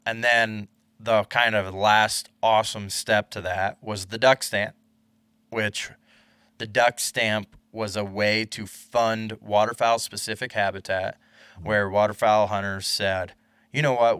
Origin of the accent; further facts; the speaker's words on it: Iowa, United States; growing up in Iowa